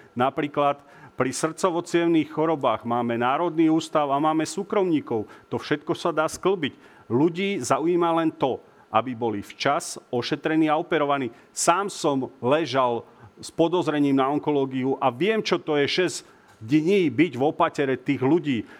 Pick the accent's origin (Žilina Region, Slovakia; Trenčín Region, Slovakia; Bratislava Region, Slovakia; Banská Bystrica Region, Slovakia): Banská Bystrica Region, Slovakia; Revúca; moji rodáci z Revúcej